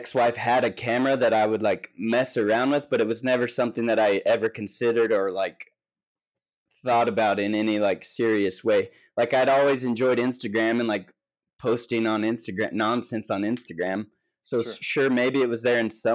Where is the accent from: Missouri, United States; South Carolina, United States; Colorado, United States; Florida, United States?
Missouri, United States; also born or lived in Needles, California / Lake Havasu City, Arizona; I was born in Lake Havasu. I lived in Needles till the summer before fifth grade. And then I moved to where my mom's from in Missouri.